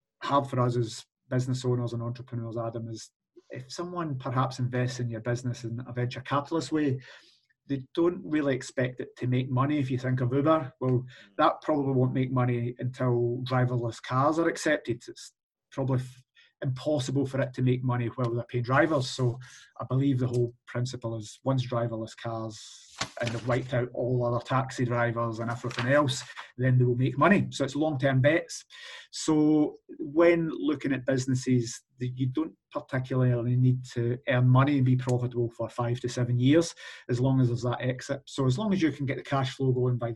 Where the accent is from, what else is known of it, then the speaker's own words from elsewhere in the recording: England, United Kingdom; now in Scotland, United Kingdom; I was born in England. I'm actually English.